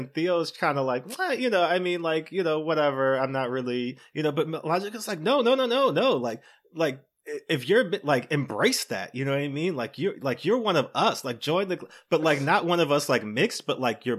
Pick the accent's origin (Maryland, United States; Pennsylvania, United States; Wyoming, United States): Maryland, United States; I'm from Maryland.